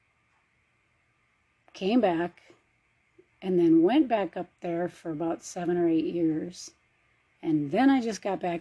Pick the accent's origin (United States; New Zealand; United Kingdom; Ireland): United States; Minnesota; moved away as an adult; now in Arizona, United States; I was born and raised in Minnesota. I left there when I was in my 30s.